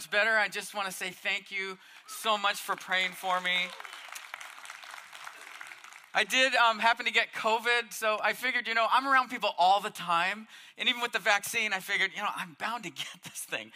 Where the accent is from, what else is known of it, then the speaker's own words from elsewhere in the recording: Mission Viejo, California, United States; I grew up in Mission Viejo, had everything anybody could ever ask for